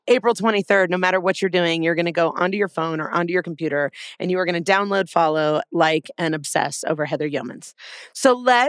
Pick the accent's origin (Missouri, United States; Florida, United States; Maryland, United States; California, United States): California, United States; Southern; now in Arizona, United States; I'm in Arizona, but I grew up in Southern California as well.